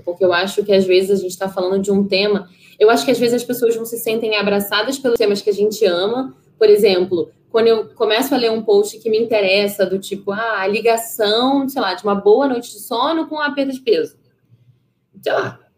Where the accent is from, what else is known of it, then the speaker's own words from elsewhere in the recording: Rio de Janeiro, Brazil; also born or lived in São Paulo; nasci em São Paulo, eu morei até os 10 anos em São Paulo, minha família é toda carioca, tal, a gente voltou para o Rio de Janeiro, quer dizer, eles voltaram e eu vim pela primeira vez, é, e, e, a gente morou ali na Tijuca